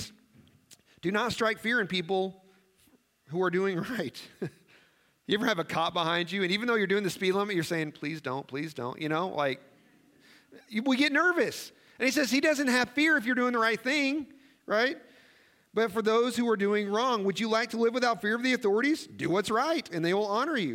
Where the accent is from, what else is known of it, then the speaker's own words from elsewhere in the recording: Missouri, United States; now in Nebraska, United States; I grew up in Missouri.